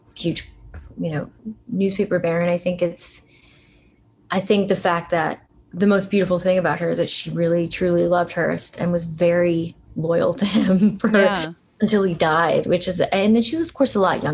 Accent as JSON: {"language": "English", "town": "Allentown", "region": "Pennsylvania", "country": "United States", "tie": "born or raised there", "said": "I'm not a New Yorker, but I grew up in Allentown, pretty, you know, working class place"}